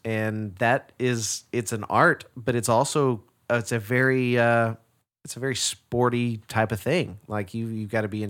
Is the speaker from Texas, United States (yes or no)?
yes; Garland, Texas, United States; Yeah, I'm from Garland, yeah.